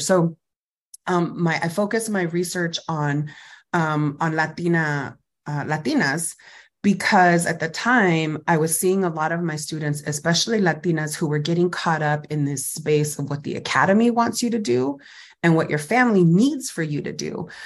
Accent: Fresno, California, United States; I grew up in Fresno Califas, so Central Valley, Fresno, California

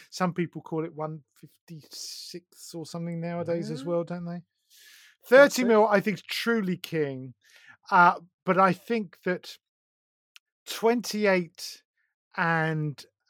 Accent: East of England, United Kingdom; No, I'm from Essex.

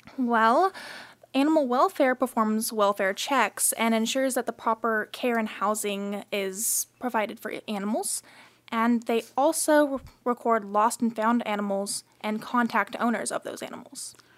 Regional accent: Stroud, Oklahoma, United States; now in Stillwater, United States; I am from Stroud, Oklahoma, which is almost dead center on Route 66.

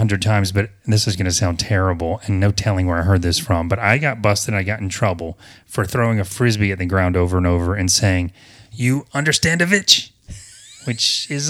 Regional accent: the South, United States; I don't know if it's because I'm from the South, and I don't feel like I have a Southern accent too much, but maybe I still do.

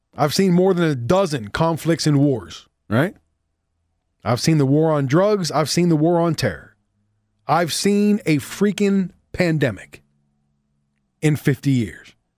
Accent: Pittsburgh, Pennsylvania, United States; born or raised there

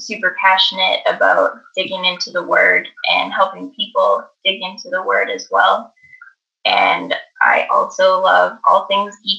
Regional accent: Alberta, Canada; I'm from Alberta, Canada

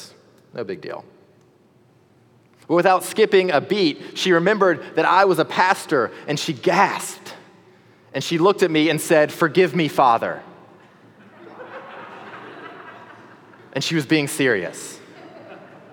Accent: the South, United States; As a Southerner

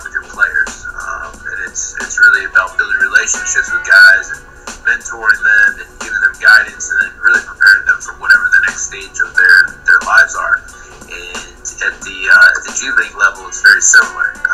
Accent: Tucson, Arizona, United States; moved away as an adult; also born or lived in upstate New York / Bay Area; now in Phoenix, United States; Originally grew up in Tucson, Arizona

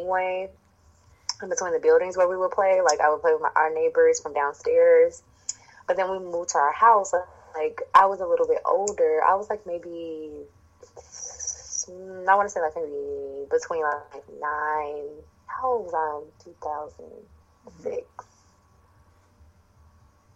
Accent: Chicago, Illinois, United States; I was born in Chicago, Illinois. And I've been here my whole life. I've traveled, but I've never lived anywhere else. So, born and bred on the south side

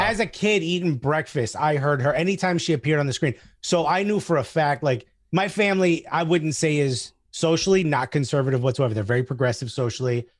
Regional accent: United States; English is a second language; also born or lived in Newark; I'm from the New York area

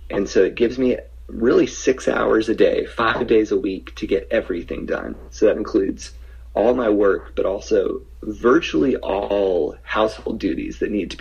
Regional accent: Little Rock, Arkansas, United States; also born or lived in Kansas City, Missouri; I'm from Little Rock

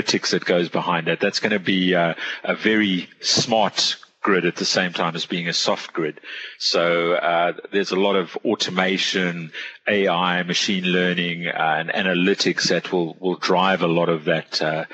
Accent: South Africa; now in Singapore; I'm from South Africa originally.

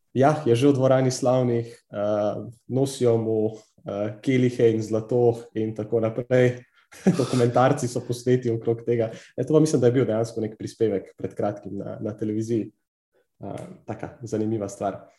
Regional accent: Slovenia; Slovenci smo kar precej znani po teh takaških preizkušnjah

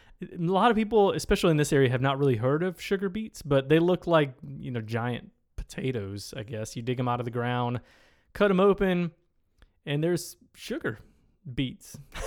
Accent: Reese, Michigan, United States; I'm guessing nobody listening to the podcast has heard of Reese, Michigan, but that's where I grew up.

